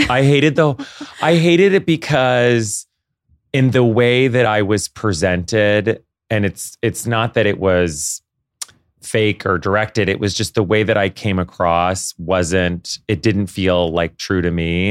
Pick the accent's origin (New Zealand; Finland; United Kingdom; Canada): Canada; moved away as an adult; now in New York, United States; I grew up in Canada